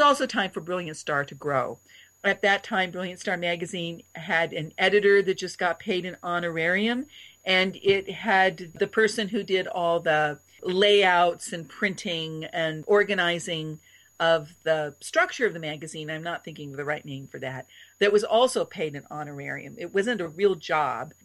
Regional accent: Oregon, United States; moved away as an adult; now in Chicago, United States; When I came here from Oregon

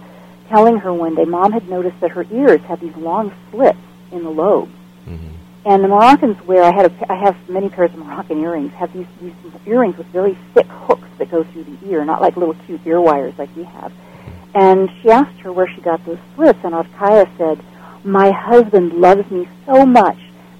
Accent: Bellevue, Nebraska, United States; also born or lived in California; And then we moved from there to California, and I spent most of my childhood years in Nebraska, in Bellevue, which is just outside of Omaha, along the river

